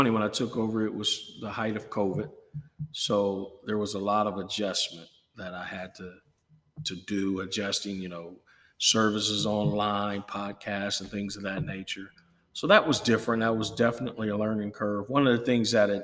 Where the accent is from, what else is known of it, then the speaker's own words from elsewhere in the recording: Akron, Ohio, United States; now in Chillicothe, United States; I grew up in Akron